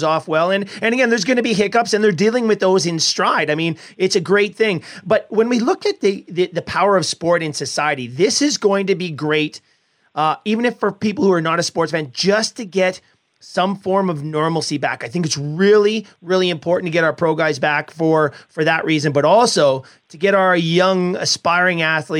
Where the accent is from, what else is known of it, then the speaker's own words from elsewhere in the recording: Edmonton, Alberta, Canada; I was a massive Montreal Canadiens fan growing up in Edmonton